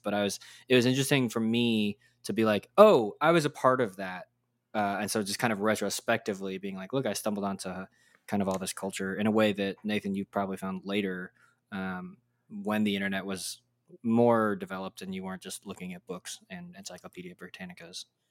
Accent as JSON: {"language": "English", "region": "Texas", "country": "United States", "tie": "born or raised there", "said": "I grew up in Texas"}